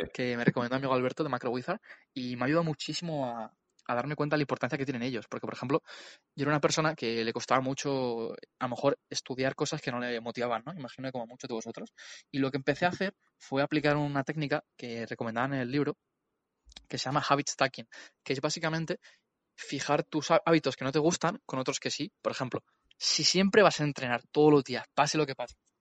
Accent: Community of Madrid, Spain; soy un emprendedor de la Comunidad de Madrid

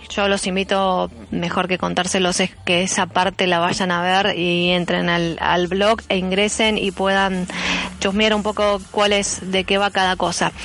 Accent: Argentina; acá en nuestro país

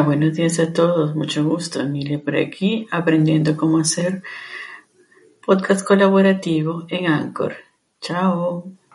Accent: China; Spanish is a second language; now in Valencia, Spain; soy de China y ahora estoy doctorando en Valencia

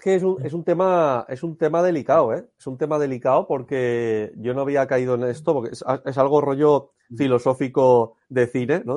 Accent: Alicante, Valencian Community, Spain; Yo soy de Alicante.

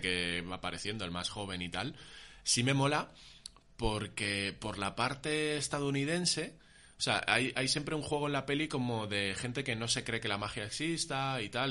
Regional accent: Móstoles, Community of Madrid, Spain; mi infancia, tío, en Móstoles

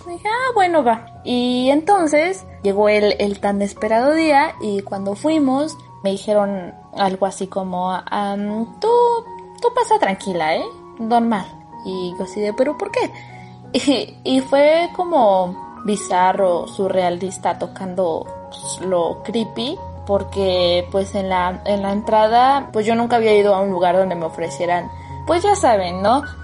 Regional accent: Oaxaca, Mexico; now in Mexico City, Mexico; Yo soy estudiante de la FESA Catlán y soy foránea. Soy del estado de Oaxaca e ingresé a la universidad hace cuatro años, en 2016.

